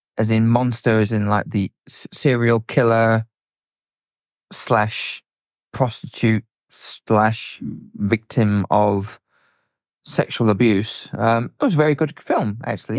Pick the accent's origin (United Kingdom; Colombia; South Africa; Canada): South Africa; moved away; I grew up in South Africa, um, as a teenager and a youngster